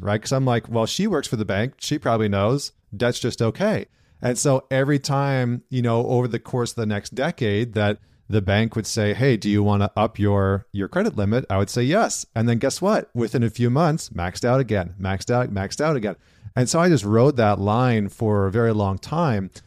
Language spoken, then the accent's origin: English; Canada; I'm Canadian